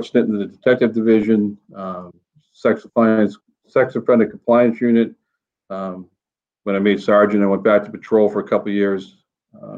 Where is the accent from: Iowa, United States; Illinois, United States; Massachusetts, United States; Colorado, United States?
Massachusetts, United States; North Shore; moved away as an adult; now in Manchester, United States; I grew up on the North Shore